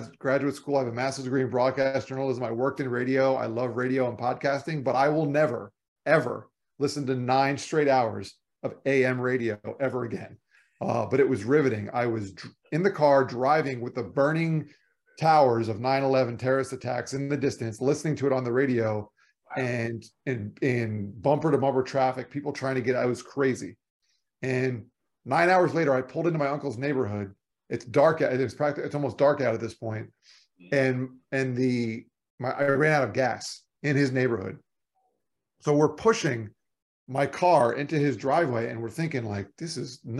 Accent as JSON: {"language": "English", "region": "Florida", "country": "United States", "moved": "yes", "said": "I'm from Florida"}